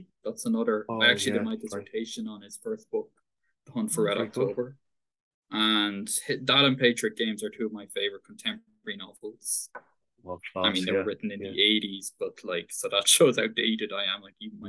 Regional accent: Paris, Île-de-France, France; born there; also born or lived in Dublin, Ireland; Paris. I was born in Paris, but I have much more links with Dublin and Dunleary.

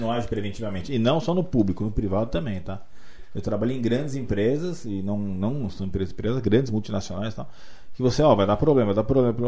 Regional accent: Boituva, São Paulo, Brazil; moved away; also born or lived in Jundiaí; eu sempre tive vontade de voltar para Boituba, que eu considero a minha terra natal

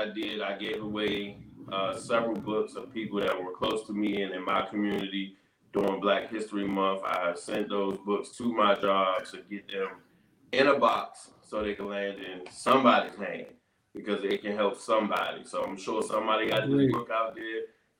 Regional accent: Capitol Heights, Maryland, United States; my community, my own backyard

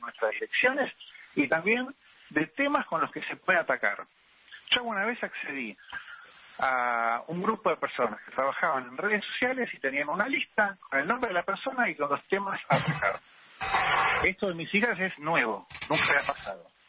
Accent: Argentina; como cualquier argentino

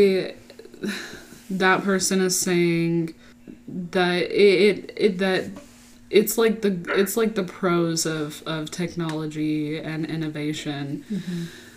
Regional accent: Texas, United States; I was raised in Texas

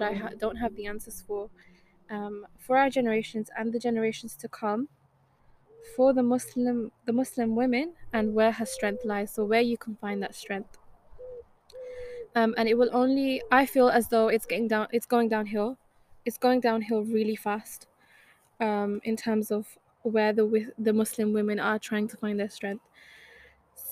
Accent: Wolverhampton, West Midlands, United Kingdom; I am 20 years old, born and raised in Wolverhampton.

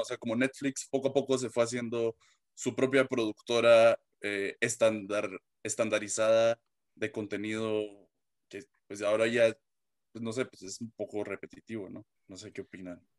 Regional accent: Guatemala; de mi, pues, de Guatemala

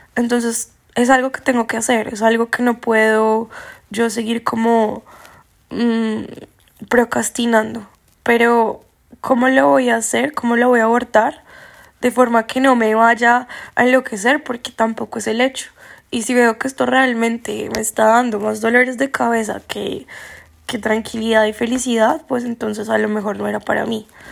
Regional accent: Colombia; yo soy colombiano

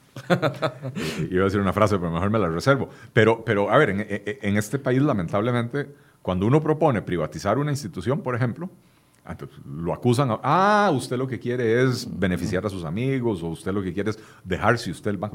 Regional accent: Costa Rica; somos todos los costarricenses

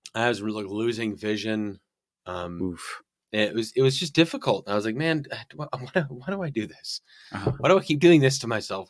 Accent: northern Illinois, United States; moved away; I'm from Illinois, northern Illinois, so right on the like border of Wisconsin.

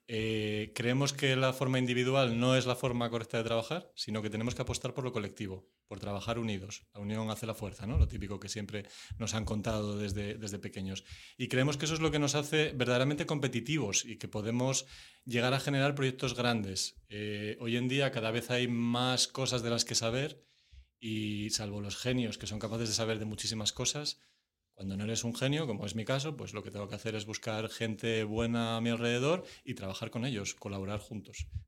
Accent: Oviedo, Asturias, Spain; la mayor parte de la gente que ejercemos aquí somos de Oviedo, de Asturias, y Coruña es una escuela que nos queda la, la más cercana

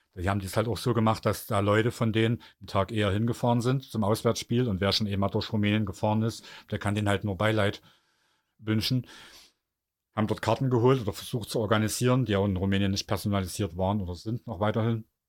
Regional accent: Germany; als Deutsche

